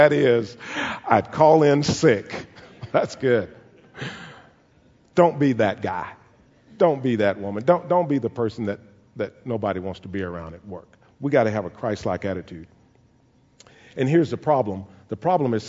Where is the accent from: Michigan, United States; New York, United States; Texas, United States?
Texas, United States; Caldwell; the house that I grew up in Caldwell.